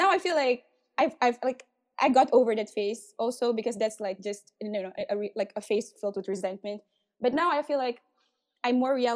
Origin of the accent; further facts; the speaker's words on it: Kuala Lumpur, Malaysia; I grew up in Malaysia around brickfields.